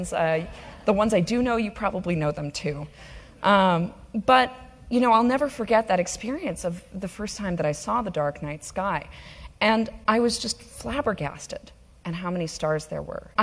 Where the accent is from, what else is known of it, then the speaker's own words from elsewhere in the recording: New York City, New York, United States; I'm from New York City